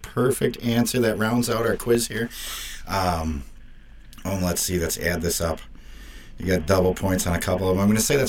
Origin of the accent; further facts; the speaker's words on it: Wisconsin, United States; I'm from Wisconsin.